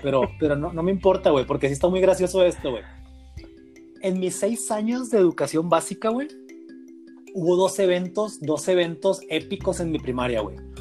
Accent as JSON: {"language": "Spanish", "country": "Mexico", "said": "como buen mexicano"}